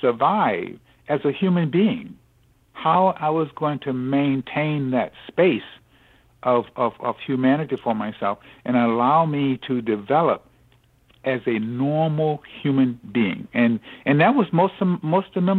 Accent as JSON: {"language": "English", "region": "Southeast", "country": "United States", "tie": "born or raised there", "said": "growing up in the Southeast"}